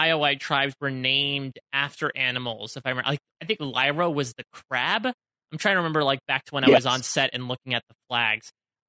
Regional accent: Northeast, United States; accent: Northeasterner; Northeasterner coming out of me.

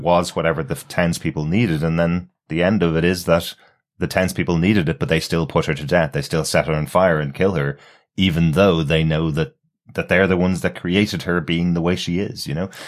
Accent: Ireland; I'm Irish

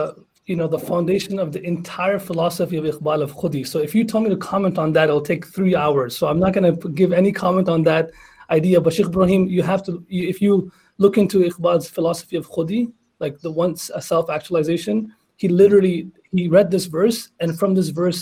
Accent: Canada; I'm also Canadian

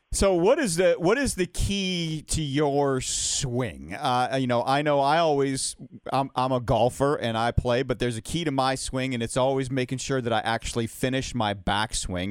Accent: Atlanta, Georgia, United States; Atlanta's my hometown

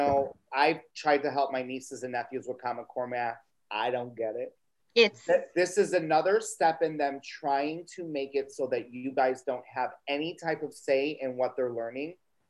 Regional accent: Illinois, United States; I come from Illinois

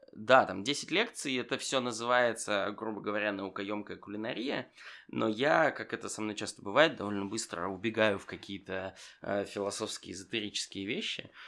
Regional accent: Saint Petersburg, Russia; я из Питера

